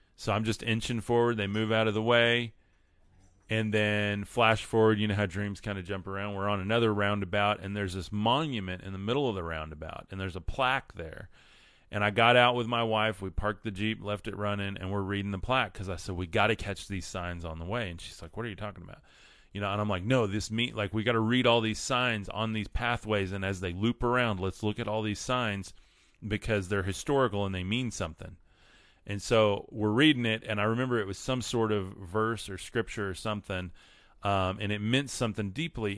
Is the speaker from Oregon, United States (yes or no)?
no; West Texas, United States; I'm from West Texas